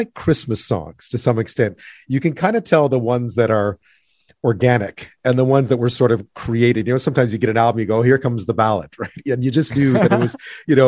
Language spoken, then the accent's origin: English; Canada; also born or lived in Edinburgh, Scotland; I was living in Edinburgh, started giving me a hard time for being Canadian